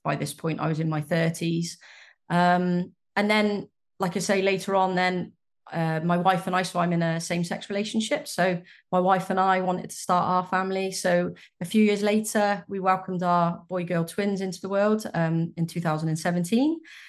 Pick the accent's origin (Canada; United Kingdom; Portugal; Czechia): United Kingdom; I was raised in the United Kingdom in a mum dad family, sort of very traditional setup.